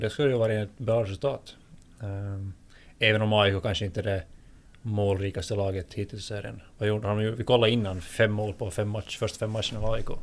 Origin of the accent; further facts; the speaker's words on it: Finland; jag är finlandssvensk och väldigt, väldigt finlandssvensk så sett att min... Eh, min eh, finska språkkunskap är väldigt mycket sämre än min svenska